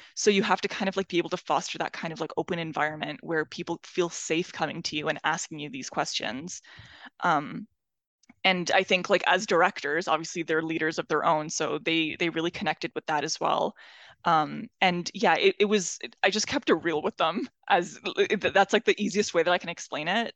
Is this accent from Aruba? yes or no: no; Iran; moved away; I come from Iran